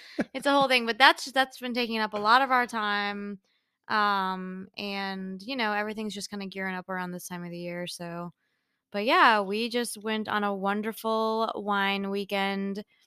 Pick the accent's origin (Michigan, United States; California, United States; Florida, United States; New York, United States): Michigan, United States; moved away; growing up in Michigan